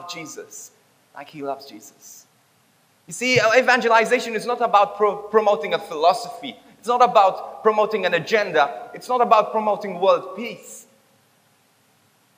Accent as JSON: {"language": "English", "town": "Bendigo", "region": "Victoria", "country": "Australia", "said": "I'm from Victoria. I'm from Bendigo."}